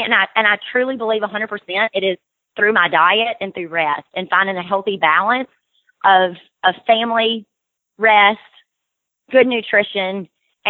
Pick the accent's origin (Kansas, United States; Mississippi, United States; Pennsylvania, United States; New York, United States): Mississippi, United States; Brookhaven; growing up in Brookhaven, my grandparents were farmers